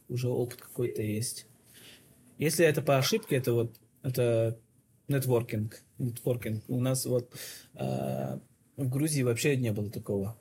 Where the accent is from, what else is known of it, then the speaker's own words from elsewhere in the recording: Yakutia, Sakha Republic, Russia; moved away as an adult; now in Almaty, Kazakhstan; мы все из Якутии все.